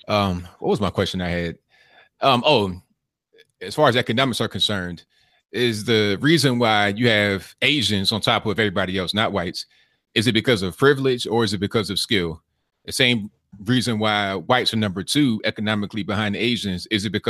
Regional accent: West Virginia, United States; moved away; I'm originally from West Virginia

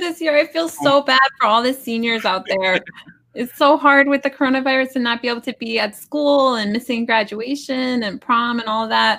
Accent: New Jersey, United States; I'm the oldest of eight kids, and the house that I grew up in New Jersey has seven bedrooms.

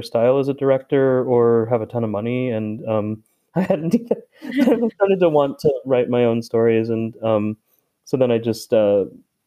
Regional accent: San Diego, California, United States; also born or lived in New York; I grew up here in San Diego

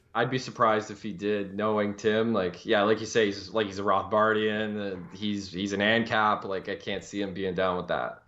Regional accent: Canada; I am a Canadian

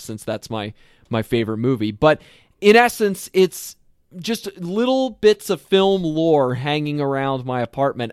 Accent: Lancaster County, Pennsylvania, United States; now in Minnesota, United States; I am from Lancaster County, Pennsylvania, that area.

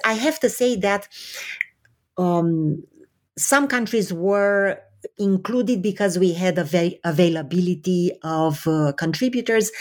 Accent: Romania; moved away; I was born in Romania under communism

